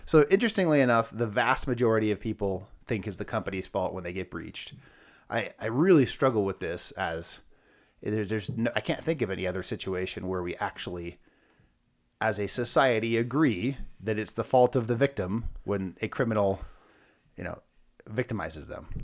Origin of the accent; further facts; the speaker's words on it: California, United States; moved away as an adult; now in Denver, United States; I'm actually from California